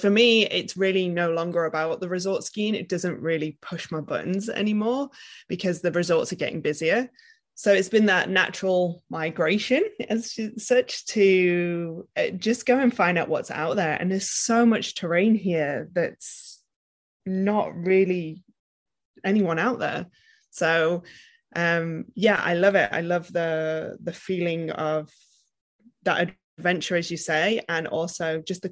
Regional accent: Wales, United Kingdom; moved away as an adult; now in Niseko, Japan; I'm originally from Wales in the UK. That's where my name comes from

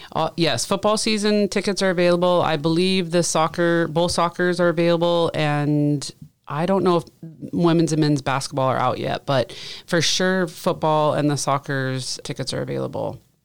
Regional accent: Southeast Alaska, United States; moved away as an adult; also born or lived in Colorado / Michigan / Ohio / Washington; now in Monmouth, United States; I grew up in Southeast Alaska

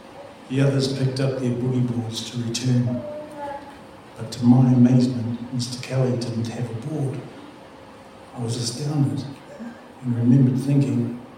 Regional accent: Gisborne, New Zealand; Growing up in Gizzy, many of you have experienced.

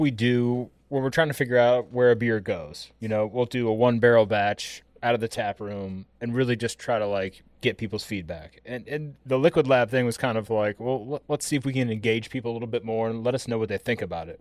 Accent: Midwest, United States; moved away as an adult; also born or lived in Wisconsin; now in Atlanta, United States; growing up in the Midwest, my grandparents were big mushroom hunters

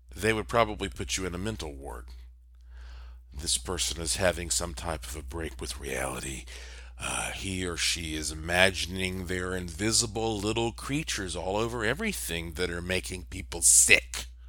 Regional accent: Asheville, North Carolina, United States; Asheville, North Carolina, my hometown

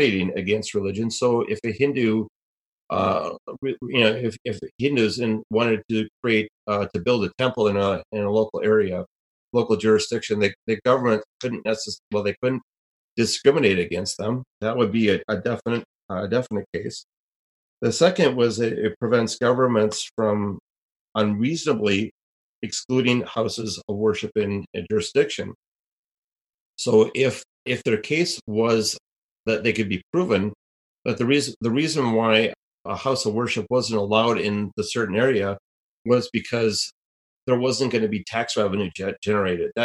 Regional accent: Minnesota, United States; my home state of Minnesota

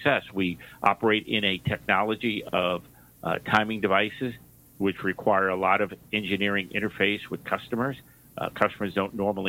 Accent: New York, United States; You may have noticed from my accent, I grew up in New York

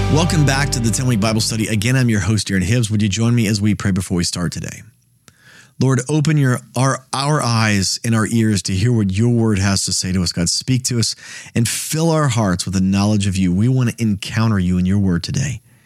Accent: United States; I live in the United States.

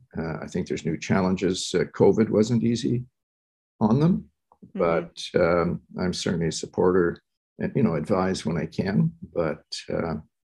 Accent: Canada; also born or lived in Curaçao; My father is an architect, came to Canada in the early 50s. I went to school here

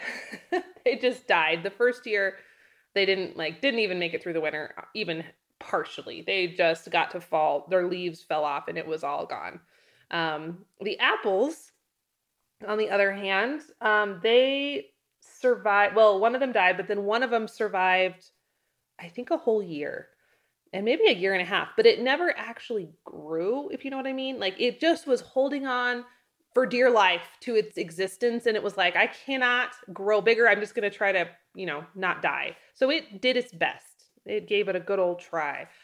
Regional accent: North Idaho, United States; now in Wyoming, United States; I come from North Idaho. There are fruit things growing everywhere in North Idaho. There's, like, you pick berry farms

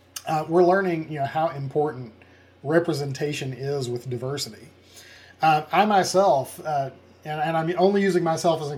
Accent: Jonesboro, Arkansas, United States; I'm from Jonesboro, Arkansas

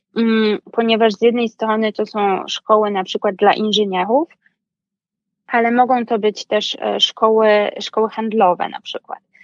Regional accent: Wrocław, Lower Silesian Voivodeship, Poland; moved away as an adult; also born or lived in Nice; now in Paris, France; jestem z Wrocławia, więc studiowałam też w swoim jakby rodzinnym mieście

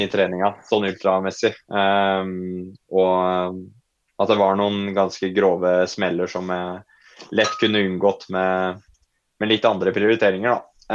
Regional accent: Folldal, Innlandet, Norway; jeg er jo fra Folldalen, da. Uh, der Ronda 100 arrangeres.

